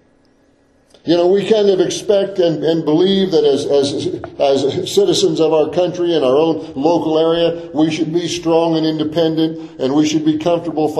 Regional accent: United States; I was born in the United States of America. I'm an American citizen

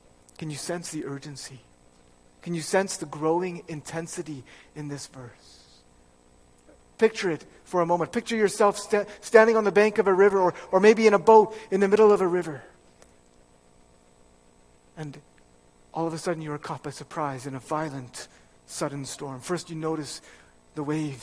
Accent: Fraser Valley, British Columbia, Canada; moved away; I grew up in the Fraser Valley in BC

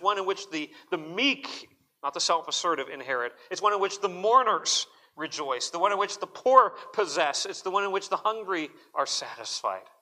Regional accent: Arizona, United States; growing up in Arizona

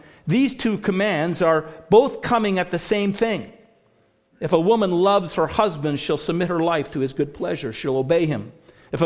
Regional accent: United States; also born or lived in Canada

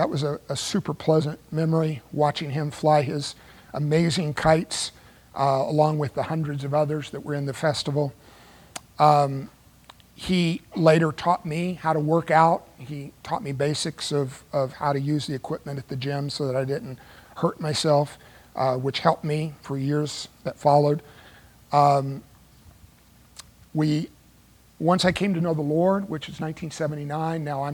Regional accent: Dallas, Texas, United States; moved away as an adult; now in Los Angeles, United States; when I was 20 years old, I moved back on my own from Dallas back here to the Los Angeles area

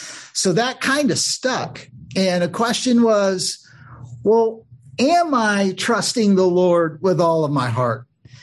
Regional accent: Papua New Guinea; I had the privilege of growing up in Papua New Guinea, which is just north of Australia. My parents were missionaries

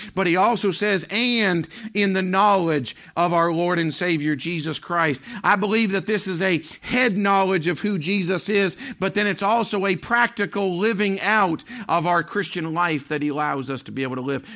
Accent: Maine, United States; moved away; growing up in Maine

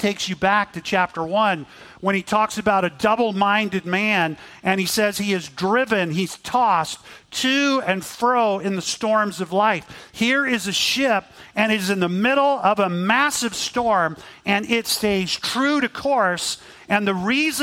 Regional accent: Texas, United States; I grew up in Texas, so I got to ride quite a bit and enjoy riding horses

